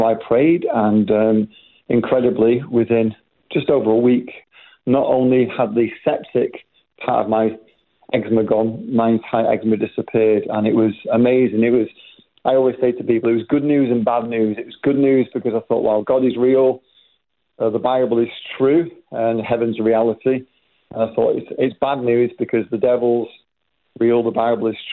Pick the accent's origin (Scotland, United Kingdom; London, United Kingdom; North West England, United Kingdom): North West England, United Kingdom; Manchester; I was born in England, raised in Manchester. That's maybe why you can recognise the accents a little bit different